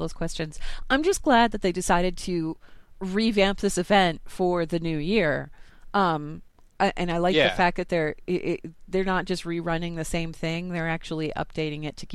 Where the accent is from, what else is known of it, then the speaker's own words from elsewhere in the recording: Colorado, United States; I'm from Colorado